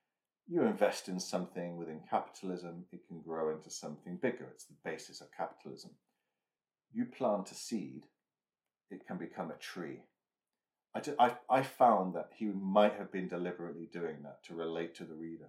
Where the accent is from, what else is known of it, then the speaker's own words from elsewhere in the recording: Lincolnshire, East Midlands, United Kingdom; near where I grew up in Lincolnshire